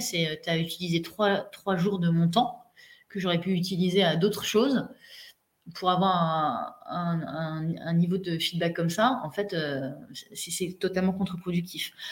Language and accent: French; Mandelieu-la-Napoule, Provence-Alpes-Côte d'Azur, France; moved away as an adult; also born or lived in Paris / Lille / Spain / Casablanca; je suis née à Paris, j'ai fait 0-10 ans à Paris et je suis dans le sud de la France à 10 ans, mes parents ont déménagé là-bas. Je me suis retrouvée à Mandelieu-la-Napoule